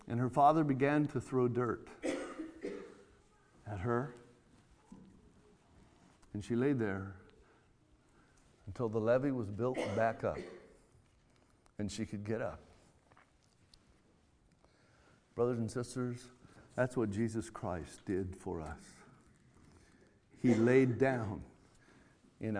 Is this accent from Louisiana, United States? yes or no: no; California, United States; I'm from California, out there where we do a lot of irrigating in the orchards.